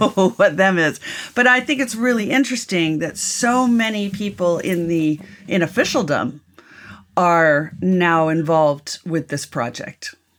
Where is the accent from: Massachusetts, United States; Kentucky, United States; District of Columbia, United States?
District of Columbia, United States; Washington; I grew up in Washington, D C because my father worked for four presidents